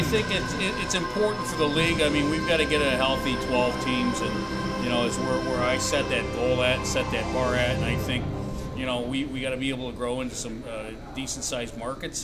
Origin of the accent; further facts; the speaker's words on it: Muskegon, Michigan, United States; moved away; I grew up in Muskegon, so I was a Mohawks fan.